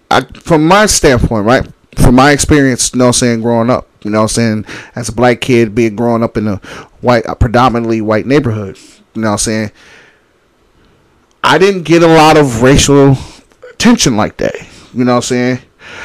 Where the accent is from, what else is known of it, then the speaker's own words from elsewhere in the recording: Holland, Michigan, United States; I was 11 and I'm from Holland. I'm from a predominantly Dutch town.